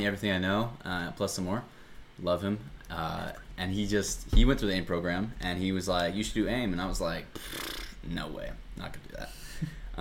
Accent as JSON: {"language": "English", "region": "Oregon", "country": "United States", "tie": "born or raised there", "moved": "as an adult", "lives_now": "Albuquerque, United States", "said": "I'm originally from Oregon. I've grown up there my entire life."}